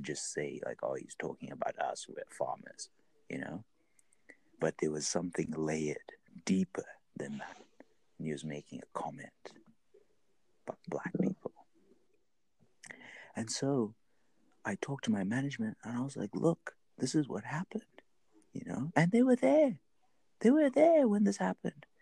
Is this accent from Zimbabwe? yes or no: yes; Zimbabwe; I'm from Zimbabwe